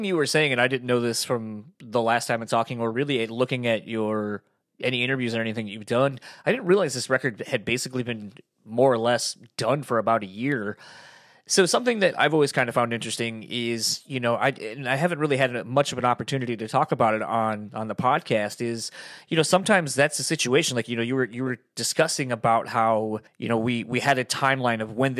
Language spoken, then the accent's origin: English; East Coast, United States; moved away; I'm from the East Coast originally, not from Delaware. And it was weird when I moved out here and we got snow